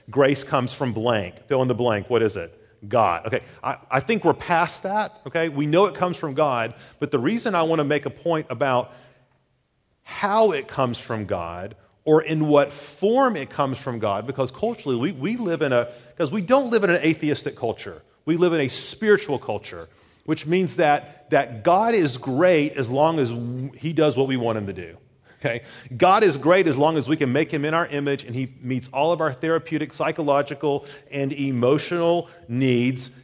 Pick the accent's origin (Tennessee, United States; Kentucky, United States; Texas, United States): Tennessee, United States; Chattanooga; moved away; my hometown, Chattanooga